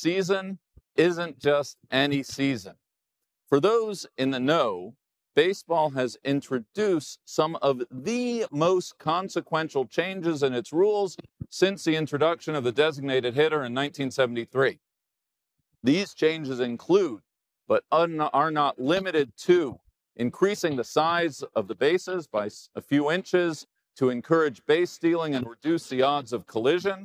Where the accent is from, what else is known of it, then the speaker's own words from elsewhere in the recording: Los Angeles, California, United States; now in New York, United States; Growing up in Los Angeles